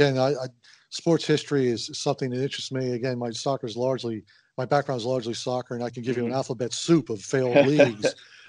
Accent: Halifax, Nova Scotia, Canada; born there; Although Halifax, my hometown, my birth town, I should say, was a pleasant surprise

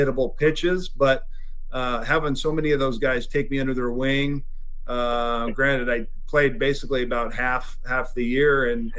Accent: Washington, United States; we're opening up in Seattle at Safeco, obviously my home state

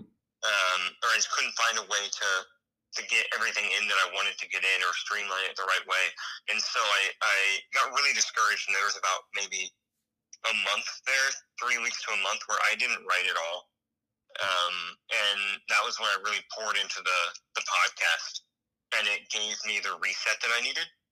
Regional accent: Lancaster, Ohio, United States; moved away as an adult; now in Virginia, United States; when I moved out of Ohio, which is where I grew up, I was like 33 when I moved away.

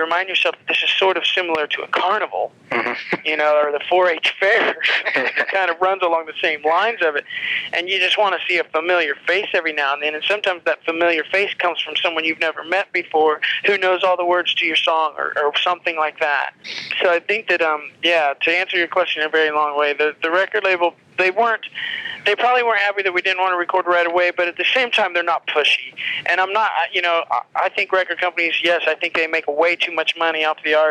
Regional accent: Lafayette, Indiana, United States; moved away as an adult; also born or lived in Chicago; I grew up in Lafayette

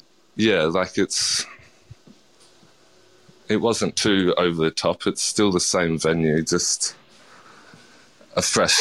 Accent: New South Wales, Australia; Like, I grew up in the Southern Highlands, and it's not very multicultural there. Well, especially when I grew up there, so...

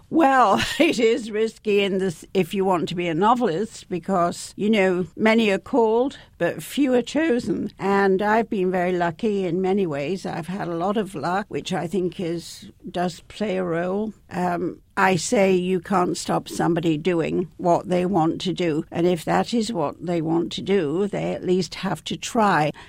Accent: Leeds, Yorkshire and the Humber, United Kingdom; I was growing up in, in the north of England, where I come from, and of course, I come from Leeds.

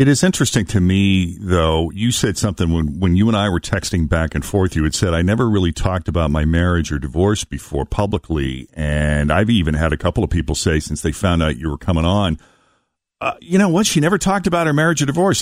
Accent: Boston, Massachusetts, United States; I grew up in Boston. So I grew up watching Chet and Natalie

